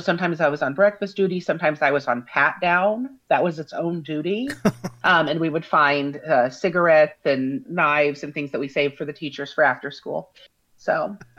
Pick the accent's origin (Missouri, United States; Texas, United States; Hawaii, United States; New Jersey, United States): Missouri, United States; Parkville; I'm from Parkville, which is um, just basically 10 miles from the airport